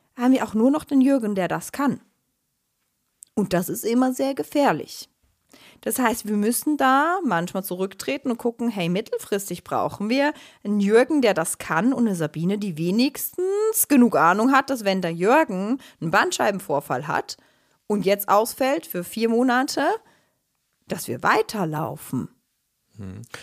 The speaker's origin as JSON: {"language": "German", "country": "Switzerland", "said": "Ich bin Schweizerin"}